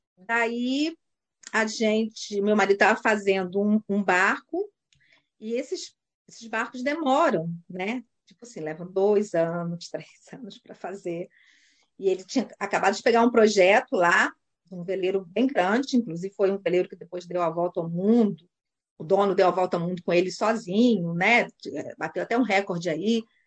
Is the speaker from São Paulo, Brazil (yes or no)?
no; Cabo Frio, Rio de Janeiro, Brazil; moved away as an adult; now in New Zealand; eu sou de Cabo Frio, estado do Rio de Janeiro